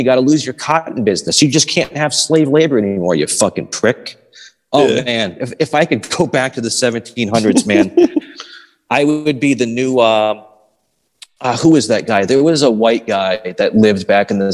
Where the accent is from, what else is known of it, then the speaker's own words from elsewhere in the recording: the North, United States; those of us who were born and raised in the North